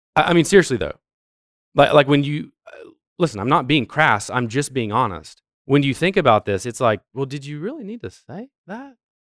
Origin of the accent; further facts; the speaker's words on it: Ohio, United States; moved away; I'm from Ohio